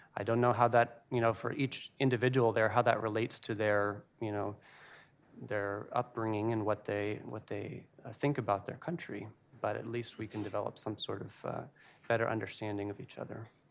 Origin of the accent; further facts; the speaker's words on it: United States; who I am as an American